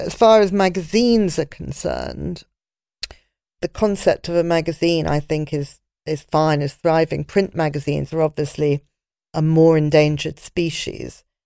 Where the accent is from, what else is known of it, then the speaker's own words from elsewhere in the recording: London, United Kingdom; I was brought up in London and my friends were all in London